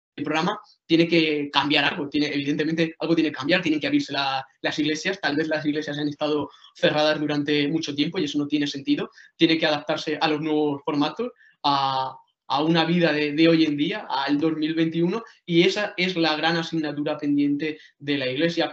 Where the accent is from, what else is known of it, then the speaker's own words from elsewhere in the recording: Jaén, Andalusia, Spain; Yo soy de, de Ueda, de Jaén